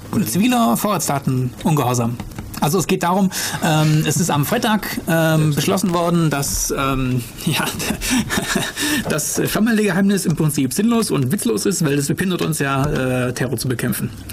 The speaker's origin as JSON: {"language": "German", "country": "Germany", "said": "bei uns in Deutschland hier"}